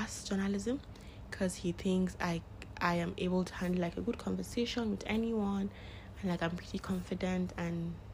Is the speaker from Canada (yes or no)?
no; Northern Nigeria, Nigeria; I am a Nigerian, living in Nigeria. I am, what else am I? Yeah, I am a Muslim. I am from Northern Nigeria.